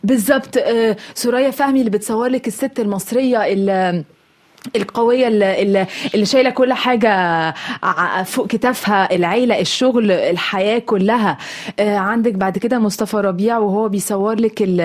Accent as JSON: {"language": "Arabic", "country": "Egypt", "tie": "born or raised there", "moved": "as an adult", "lives_now": "France", "said": "بلدي والمنطقة اللي أنا اتولدت وعشت فيها"}